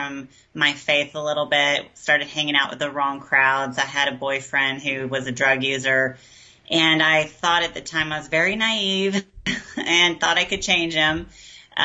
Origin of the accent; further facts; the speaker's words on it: Garland, Texas, United States; moved away as an adult; now in Austin, United States; I was raised outside of Dallas in a really good home